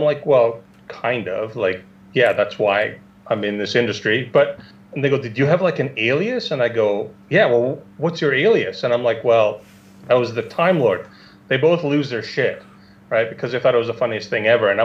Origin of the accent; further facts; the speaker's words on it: Canada; my hometown up in Canada